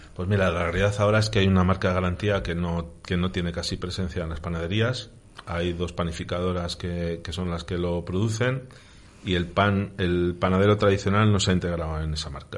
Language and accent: Spanish; Medina de Rioseco, Castile and León, Spain; en Río Seco, en unas fiestas de San Juan, mi pueblo